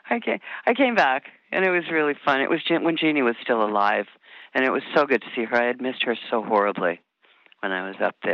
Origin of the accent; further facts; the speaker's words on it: Michigan, United States; born there; also born or lived in Iowa / Omaha; I was born in Michigan, and my dad worked for Mutual of Omaha, and he was moving up in the company, and we finally and all through the Midwest.